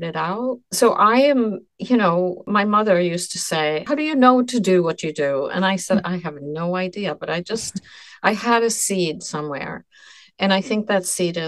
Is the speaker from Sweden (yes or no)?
yes; Stockholm, Sweden; now in New York City, United States; I was born in Sweden and I lived in Stockholm before by chance just came to New York City